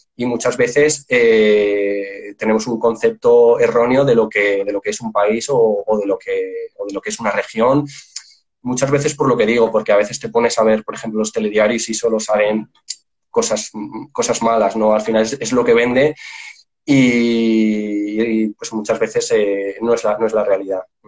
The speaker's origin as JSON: {"language": "Spanish", "country": "Spain", "said": "yo soy de España"}